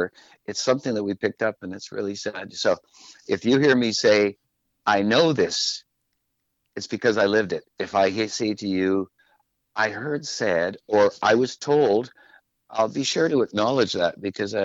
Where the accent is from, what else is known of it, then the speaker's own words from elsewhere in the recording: Saskatchewan, Canada; first language French; English is a second language; now in Victoria, Canada; I'm a Saskatchewan boy